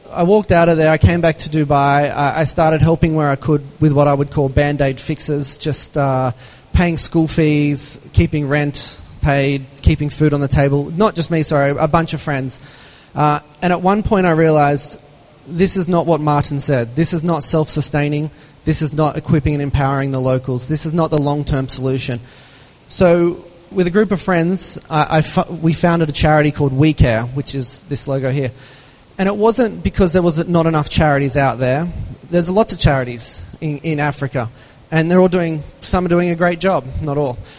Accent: Australia; moved away; an Aussie growing up with uh, one brother, one sister, mum and dad

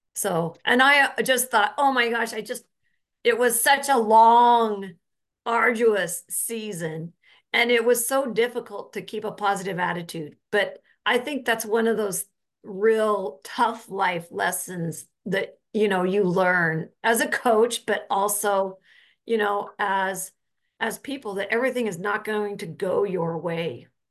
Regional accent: Orem, Utah, United States; So I grew up in Utah, up in Orem, Utah.

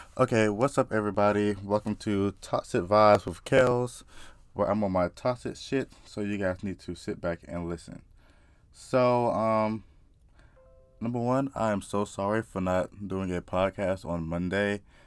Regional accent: South Carolina, United States; I just grew up in the South. Like, I'm from South Carolina.

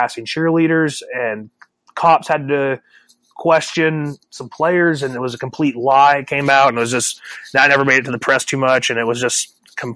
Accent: West Coast, United States; growing up on the West Coast as a kid

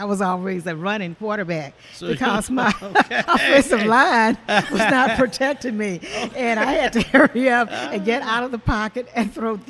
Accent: Marshall, Texas, United States; moved away as an adult; now in Kansas City, United States; I'm from Marshall, Texas

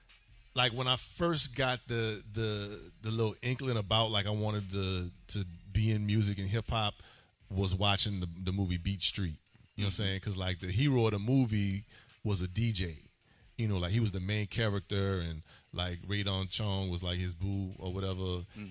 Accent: New Orleans, Louisiana, United States; Gentilly Woods, you know, spent a lot of time in the East as well. You know, I spent a lot of years in Georgetown apartments.

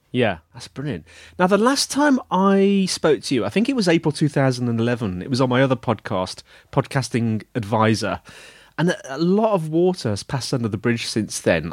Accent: United Kingdom; I'm British

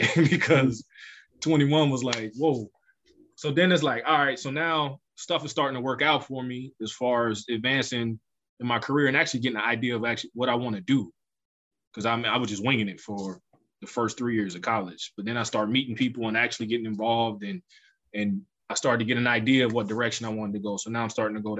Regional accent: Youngstown, Ohio, United States; Growing up in Youngstown in the 90s was extremely hard

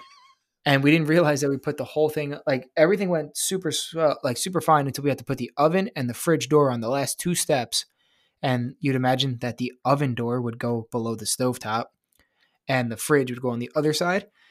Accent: New York, United States; I'm from New York

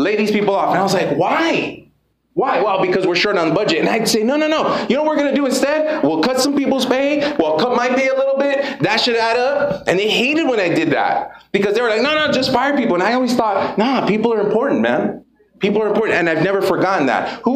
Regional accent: United States; I grew up in Lincoln Heights

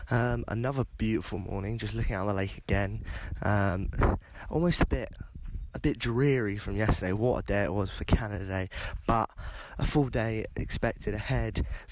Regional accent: England, United Kingdom; Oh, hi. I'm from England.

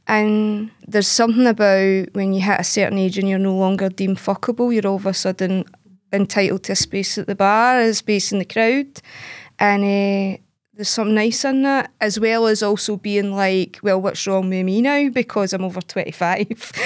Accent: Glasgow, Scotland, United Kingdom; I'm from Glasgow. I've lived in Glasgow my whole life. I grew up, eh, in a scheme in the East End of Glasgow

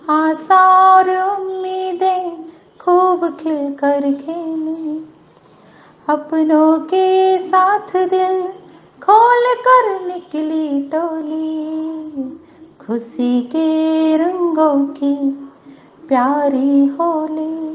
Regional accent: Satna, Madhya Pradesh, India; मैं सतना मध्य प्रदेश से हूँ

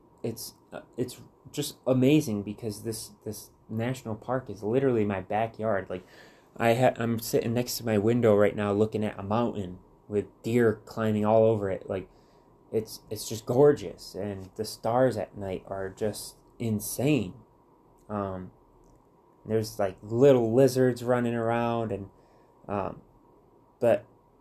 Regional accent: Muskegon, Michigan, United States; moved away as an adult; growing up in Michigan my whole life

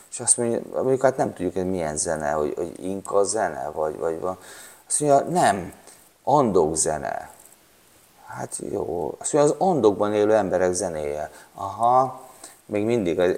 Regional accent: Székesfehérvár, Fejér, Hungary; Mi, mi vidéki gyerekek ami mi Székesfehérvárról jöttünk.

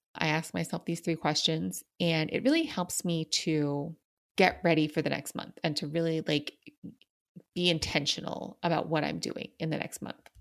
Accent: New York City, New York, United States; I grew up in New York City

